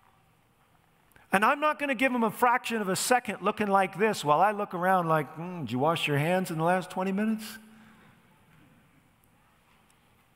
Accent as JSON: {"language": "English", "country": "United States", "said": "I am an American"}